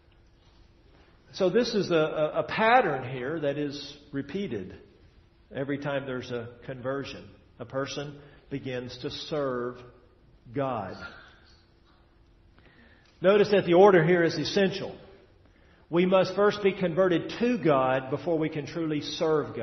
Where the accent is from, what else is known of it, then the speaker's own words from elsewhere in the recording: Tennessee, United States; moved away; I'm from Tennessee. Back there in Tennessee, at least where I was from, we got about 50 inches of rain a year